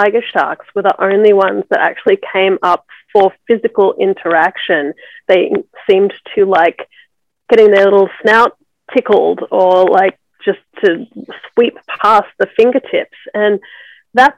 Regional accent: Australia; moved away as an adult; also born or lived in Byron Bay, Australia; now in Los Angeles, United States; I'm in Los Angeles. I've been here for the last 11 years, but I grew up mainly in Australia.

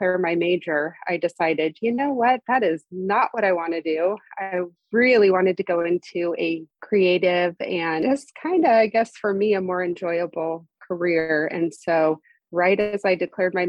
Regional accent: Modesto, California, United States; also born or lived in San Diego, California; I'm from Modesto area in California

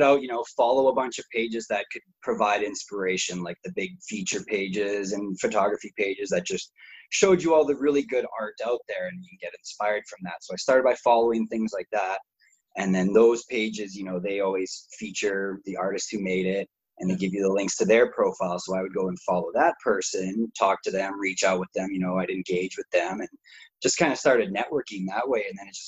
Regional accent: Saskatoon, Saskatchewan, Canada; moved away as an adult; now in Calgary, Canada; I grew up in Saskatoon, and then I moved to Calgary, and I've only been in Calgary for about 5 years

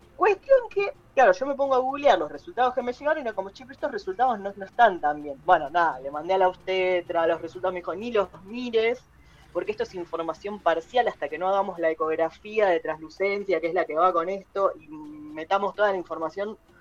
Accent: Zona Sur, Buenos Aires Province, Argentina; soy de Zona

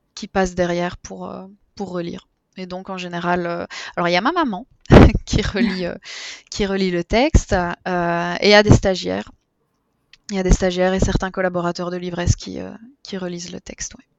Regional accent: Belgium; je suis belge

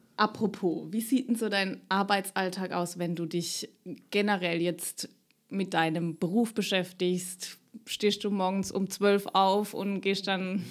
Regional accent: Rhineland-Palatinate, Germany; accent: Palatinate (Pfälzisch); ich spreche pfälzisch, wie man unschwer hören kann

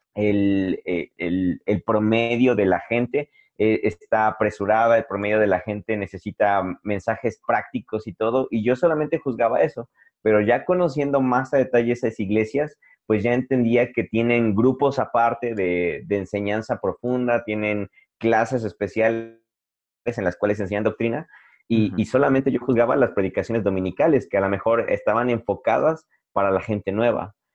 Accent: Puebla, Mexico; soy de Puebla

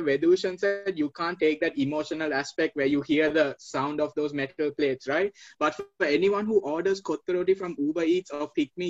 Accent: Sri Lanka; Since we're all from Sri Lanka, right?

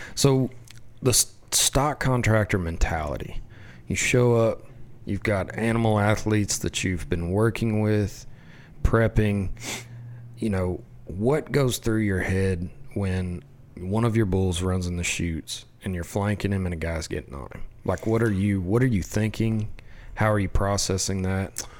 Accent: West Texas, United States; I grew up in West Texas

